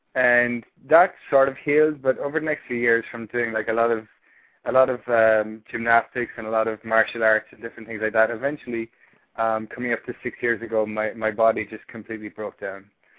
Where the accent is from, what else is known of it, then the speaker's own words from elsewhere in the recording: Ireland; accent: Irish; moved away as an adult; I'm from Ireland. Yeah, if you can tell by the accent. I've been living here for 2.5 years now, and been talking to a lot of Americans. So my accent has changed somewhat, but there's still a bit of Irish in there.